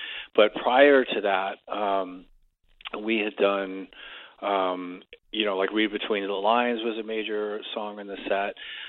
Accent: Stoke-on-Trent, West Midlands, United Kingdom; moved away; if I remember correctly. And, because that was my hometown. It was the first time I'd been back there in 40 years, and the only time I've ever played there, obviously.

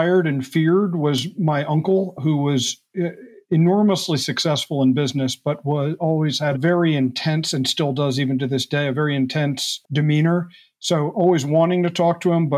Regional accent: United States; moved away as an adult; also born or lived in New York area / central New Jersey / Hawaii / Japan; now in West Coast, United States; I grew up on the East Coast here in the U.S., just outside of New York for the first 12 years of my life, then do a small farm in central New Jersey up till college

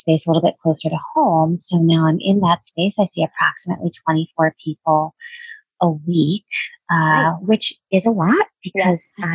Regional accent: Connecticut, United States; I'm from Connecticut, and I started an individual practice.

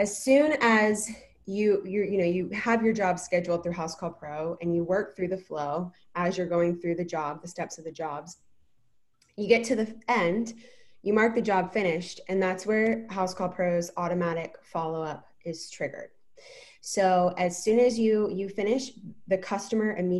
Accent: Fredericksburg, Virginia, United States; now in San Diego, United States; I'm originally from Virginia. I'm originally from Fredericksburg

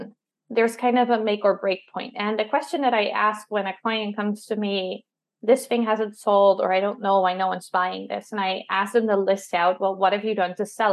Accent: Netherlands; I'm from the Netherlands

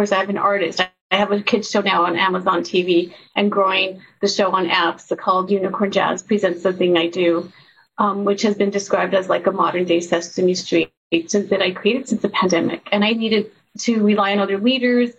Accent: El Paso, Texas, United States; I grew up in El Paso, Texas, a border town

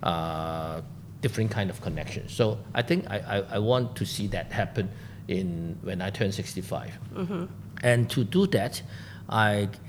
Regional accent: Hong Kong; I'm 100% made in Hong Kong, because I was born in Hong Kong, I was educated in Hong Kong. I never leave Hong Kong

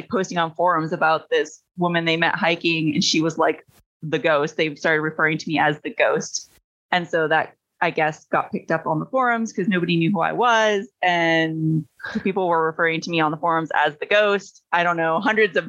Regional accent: Michigan, United States; moved away as an adult; also born or lived in Washington State; now in East Coast, United States; I'm from Michigan originally. That's where I was born and raised

